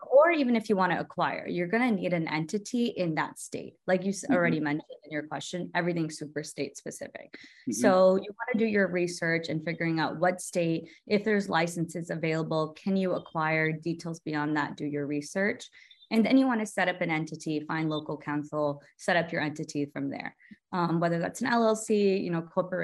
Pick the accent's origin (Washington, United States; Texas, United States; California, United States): Texas, United States; I'm originally from Texas